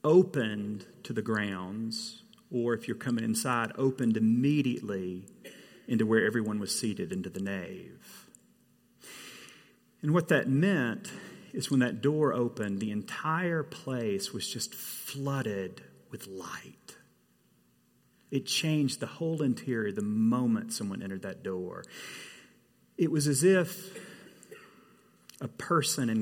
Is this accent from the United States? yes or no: yes; the South, United States; I come from the South, where red clay is seemingly universal.